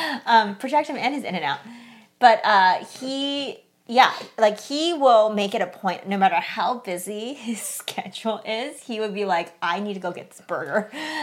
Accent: California, United States; We're from California

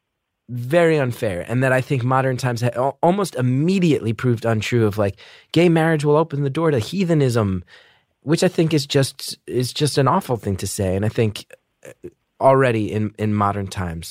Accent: New Jersey, United States; I grew up amongst the working class in Jersey

